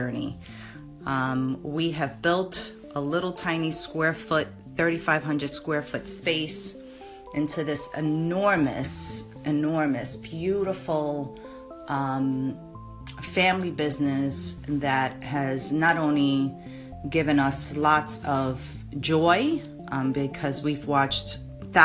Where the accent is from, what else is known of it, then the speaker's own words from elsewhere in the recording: New York City, New York, United States; We're both from the Bronx. We love our community.